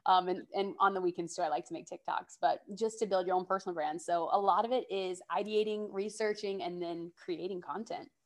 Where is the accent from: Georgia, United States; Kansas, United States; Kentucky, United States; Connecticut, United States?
Georgia, United States; now in New York City, United States; I'm originally from Georgia, but I currently live in New York City